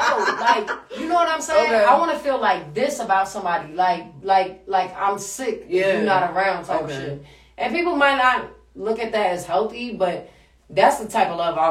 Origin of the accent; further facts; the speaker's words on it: Washington, District of Columbia, United States; accent: DMV; now in New York City, United States; I'm from DC, yo.